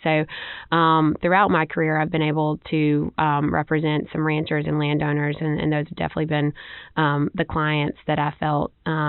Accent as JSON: {"language": "English", "town": "Beatrice", "region": "Alabama", "country": "United States", "tie": "born or raised there", "said": "I am from Monroe County originally. I grew up on my family's farm there in North Monroe County in Beatrice. My family's been farming there for several generations."}